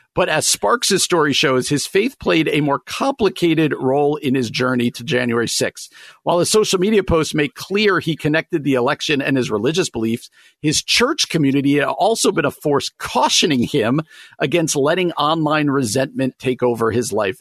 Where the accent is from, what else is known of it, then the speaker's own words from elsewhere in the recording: New Jersey, United States; I grew up in New Jersey